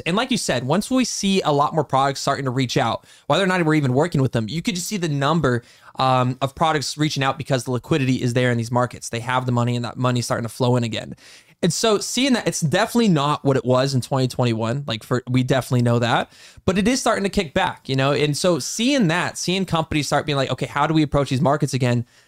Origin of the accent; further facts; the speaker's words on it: United States; as the American population